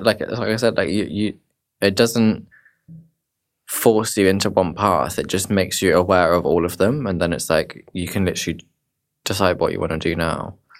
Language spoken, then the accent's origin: English; Dorset, South West England, United Kingdom; moved away; I'm originally from Dorset